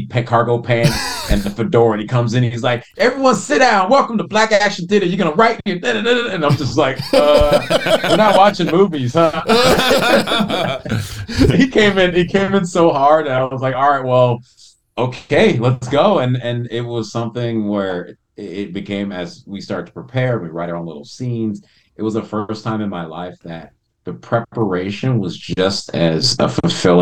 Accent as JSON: {"language": "English", "town": "Chicago", "region": "Illinois", "country": "United States", "tie": "born or raised there", "also_born_or_lived": "Rochester, New York / Evanston, Illinois / Los Angeles", "moved": "yes", "said": "I was born in upstate New York, in Rochester, and I grew up in Chicago and / Evanston, Illinois."}